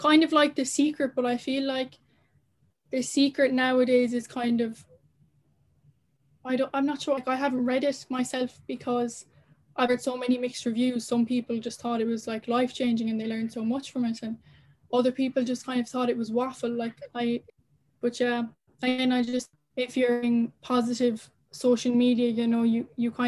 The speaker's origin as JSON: {"language": "English", "country": "Ireland", "said": "as Irish people"}